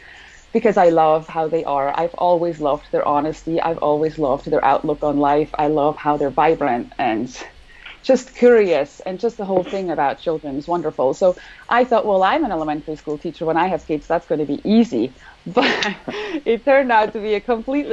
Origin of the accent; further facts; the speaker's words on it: Switzerland; moved away as an adult; now in Thousand Oaks, United States; I am from Switzerland originally, and I live right now in Thousand Oaks. We only moved here a few years ago